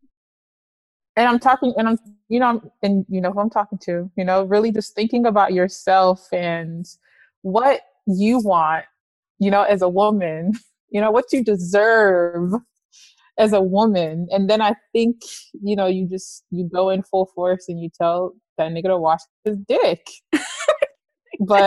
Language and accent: English; Atlanta, Georgia, United States; I'm from Atlanta